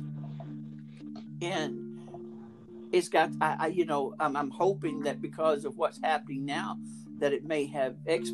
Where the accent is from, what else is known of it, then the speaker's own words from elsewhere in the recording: Montgomery, Alabama, United States; I was raised in Montgomery.